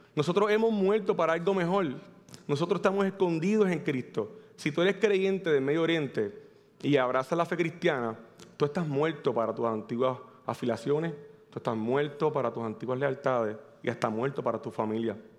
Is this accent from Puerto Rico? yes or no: yes; Manatí, Puerto Rico; vengo del pueblo de Manatí, casi Ciales